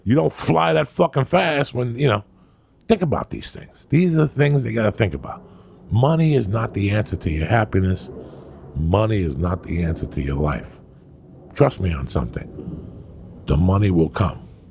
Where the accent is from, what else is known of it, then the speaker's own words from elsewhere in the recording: New Jersey, United States; I was raised in Jersey